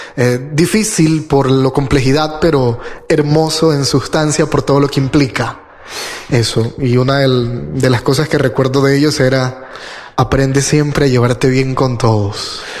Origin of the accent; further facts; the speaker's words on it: Guayaquil, Guayas, Ecuador; now in Medellín, Colombia; Yo soy de, vengo de la ciudad de Guayaquil, de Ecuador